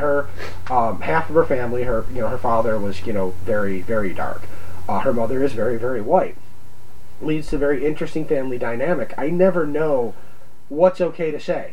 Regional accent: Oswego County, New York, United States; growing up in Oswego County, where everybody's a racist, you know, backwoods country

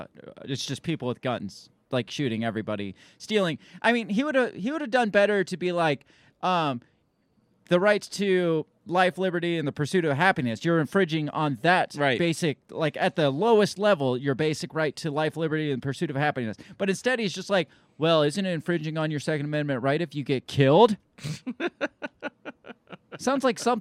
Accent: Illinois, United States; now in Iowa, United States; I'm from Illinois

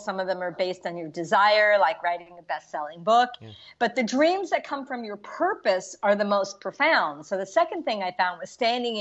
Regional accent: New York City, New York, United States; moved away as an adult; also born or lived in Washington, D.C. / San Francisco; I was born in the Bronx.

